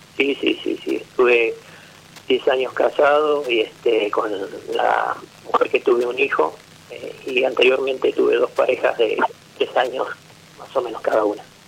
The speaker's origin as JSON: {"language": "Spanish", "town": "Bahía Blanca", "region": "Buenos Aires Province", "country": "Argentina", "tie": "born or raised there", "also_born_or_lived": "La Pampa", "said": "vivo acá desde muy chico"}